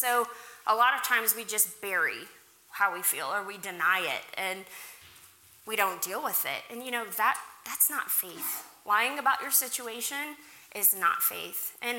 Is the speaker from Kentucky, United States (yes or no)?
yes; Kentucky, United States; born there; also born or lived in Oklahoma / Africa; I was born in Kentucky. We moved to Oklahoma, and then my family went to Africa to be missionaries.